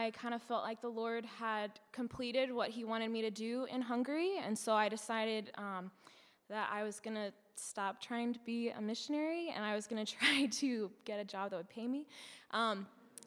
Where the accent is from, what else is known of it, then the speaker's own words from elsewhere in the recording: Silver Spring, Maryland, United States; moved away as an adult; also born or lived in Ohio; I'm originally from Silver Spring, Maryland